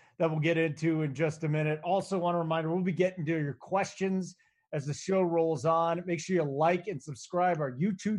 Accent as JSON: {"language": "English", "town": "Chicago", "region": "Illinois", "country": "United States", "tie": "born or raised there", "moved": "yes", "said": "I grew up in Chicago"}